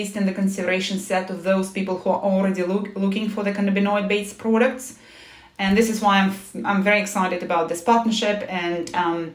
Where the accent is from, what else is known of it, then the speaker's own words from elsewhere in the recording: Moscow, Russia; moved away as an adult; also born or lived in United States; now in London, United Kingdom; I was born in Moscow